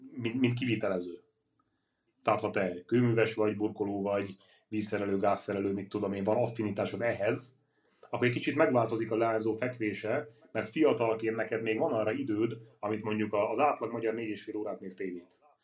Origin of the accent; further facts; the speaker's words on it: Karancsalja, Nógrád, Hungary; moved away; én Karancsajáról származom, Nógrád megyéből, egy kis falu